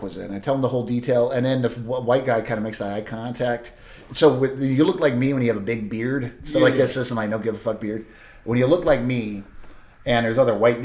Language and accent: English; Pacific Northwest, United States; I'm from the Pacific Northwest.